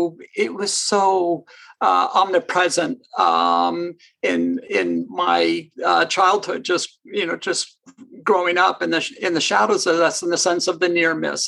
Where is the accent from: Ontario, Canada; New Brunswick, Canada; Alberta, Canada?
Ontario, Canada; moved away as an adult; now in United States; I grew up in Canada